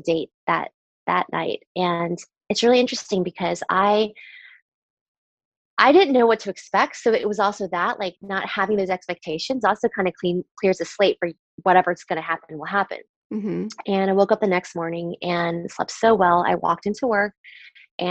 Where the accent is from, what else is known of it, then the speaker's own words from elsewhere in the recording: Southern Virginia, United States; I grew up in Southern Virginia where at the time there wasn't that much diversity.